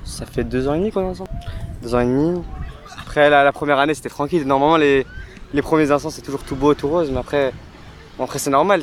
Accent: Morocco; je suis marocain.

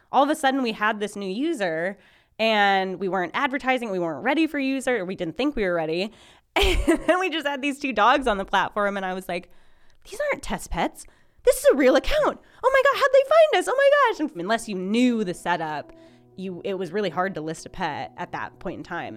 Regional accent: Minnesota, United States; now in Lincoln, United States; I am originally from Minnesota

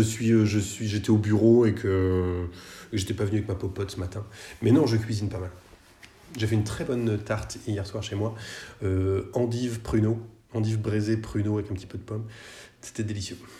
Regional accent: Nantes, Pays de la Loire, France; je suis nantais

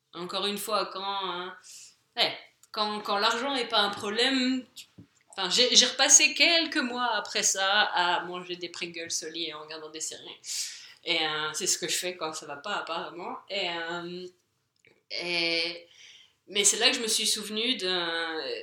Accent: France; moved away as an adult; now in England, United Kingdom; je suis française, je suis en Angleterre

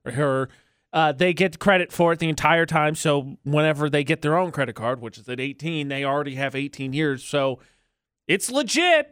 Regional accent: Midwest, United States; moved away; I'm from the Midwest

